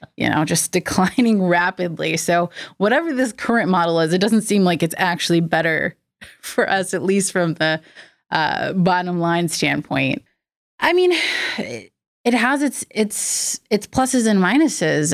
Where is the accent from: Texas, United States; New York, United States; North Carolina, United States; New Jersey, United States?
North Carolina, United States; moved away as an adult; now in Nashville, United States; I was born and raised in North Carolina